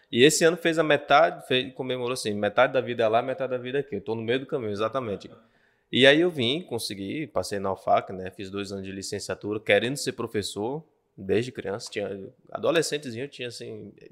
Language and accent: Portuguese; Bahia, Brazil; now in Acre, Brazil; Eu vim da Bahia para o Acre, muito embora Sim, é família. Sou baiano. Ah, não parece, mas sou.